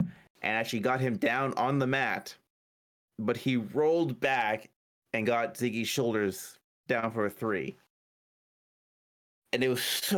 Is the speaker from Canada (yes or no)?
yes; Canada; Eh, I mean, no one's tried to really kill us.